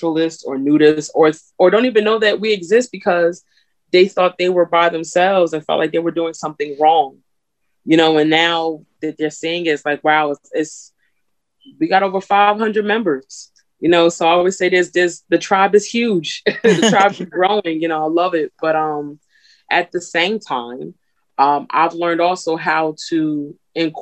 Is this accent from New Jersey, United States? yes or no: yes; New Jersey, United States; I'm from Jersey, but my family's from the South.